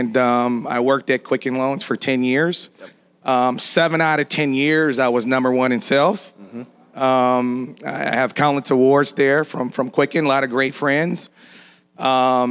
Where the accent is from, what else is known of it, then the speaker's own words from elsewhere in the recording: Detroit, Michigan, United States; moved away as an adult; now in Fort Lauderdale, United States; I'm born and raised in Detroit, Michigan